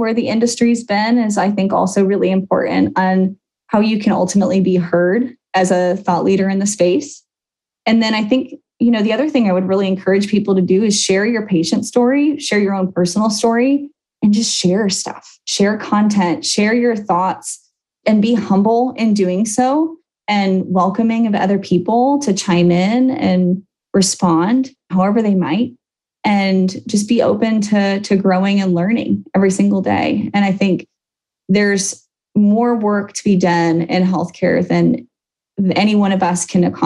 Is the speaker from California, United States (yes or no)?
no; Chicago, Illinois, United States; I grew up outside Chicago